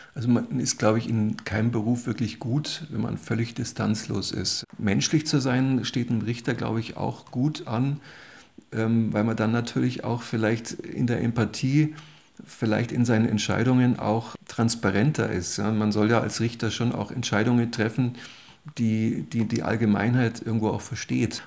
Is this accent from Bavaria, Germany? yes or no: yes; Munich, Bavaria, Germany; Ich bin gebürtiger Münchner, mehr oder weniger um, aufgewachsen, im und, um und in und um München